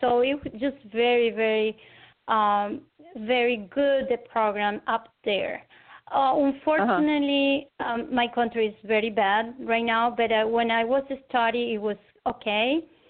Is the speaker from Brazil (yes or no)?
yes; Rio de Janeiro, Brazil; English is a second language; also born or lived in Caracas, Venezuela / United States / Argentina; now in Venezuela; I was born in Caracas, Venezuela, but I was raised in Rio de Janeiro in Brazil. And then after that, I returned to Venezuela, and then I studied in United States, in Argentina